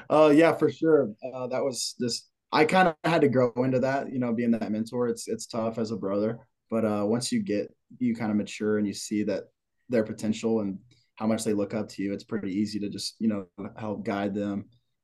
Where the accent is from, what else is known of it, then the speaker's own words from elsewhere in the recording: Greenwood, Arkansas, United States; I'm from Greenwood, Arkansas. Small town